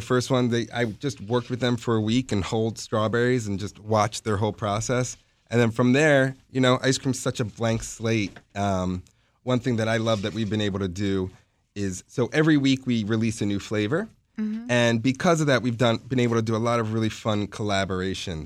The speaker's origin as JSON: {"language": "English", "town": "Baltimore", "region": "Maryland", "country": "United States", "tie": "born or raised there", "also_born_or_lived": "Washington, D.C.", "said": "I grew up in Baltimore"}